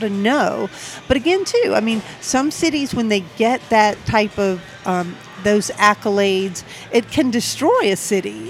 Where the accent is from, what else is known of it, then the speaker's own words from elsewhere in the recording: Savannah, Georgia, United States; now in Atlanta, United States; I grew up in Savannah, Georgia.